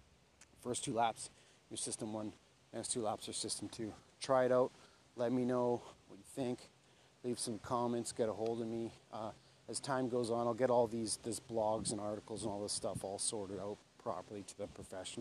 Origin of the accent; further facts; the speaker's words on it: Canada; I'm Métis Indian, Canadian